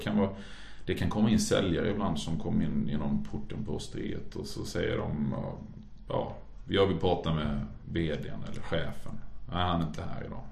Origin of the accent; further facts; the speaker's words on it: Halmstad, Halland County, Sweden; moved away; also born or lived in Norway; för då hade jag jobbat på ett café hemma i Halmstad